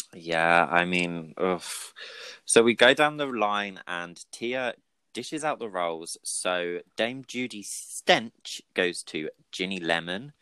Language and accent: English; Brighton, South East England, United Kingdom; I'm also from Brighton